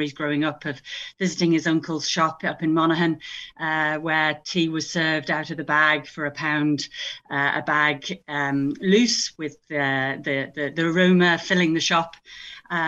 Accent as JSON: {"language": "English", "country": "Isle of Man", "also_born_or_lived": "United Kingdom", "moved": "yes", "lives_now": "County Louth, Ireland", "said": "I'm from the Isle of Man."}